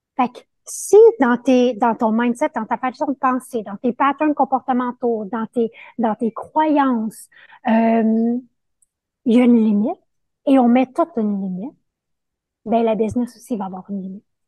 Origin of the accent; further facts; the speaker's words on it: Montreal, Quebec, Canada; also born or lived in Costa Rica; je suis de Montréal, mais là, je suis dans une aventure de six mois au Costa Rica